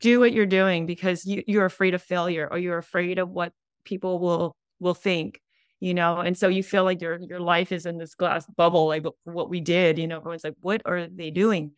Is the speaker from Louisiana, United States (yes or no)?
no; Hawaii, United States; moved away as an adult; now in California, United States; we're in Hawaii, we're from Hawaii